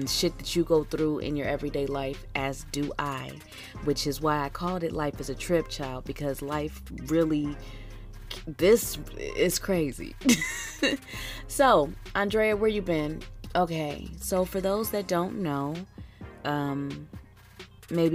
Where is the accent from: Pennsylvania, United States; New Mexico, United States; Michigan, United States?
Pennsylvania, United States; Philadelphia; now in Houston, United States; I'm from Philly